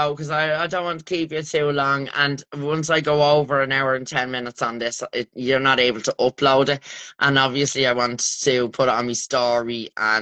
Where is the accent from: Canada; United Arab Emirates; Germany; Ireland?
Ireland; we're Irish